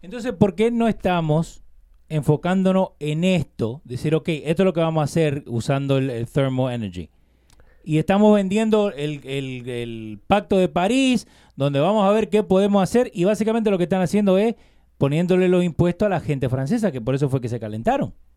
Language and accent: Spanish; Argentina; Yo nací en Argentina, soy argentino.